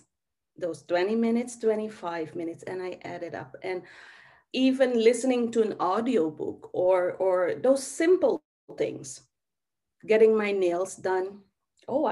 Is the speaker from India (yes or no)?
no; Suriname; I was born in Suriname, South America